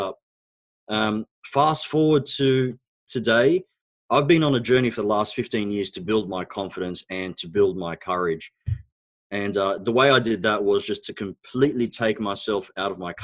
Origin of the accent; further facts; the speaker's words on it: Australia; first language Arabic; English is a second language; also born or lived in Egypt; So I was actually born in Egypt. My background is Egyptian. Both my parents are Egyptian, of course. We immigrated to Australia when I was about 4 years old.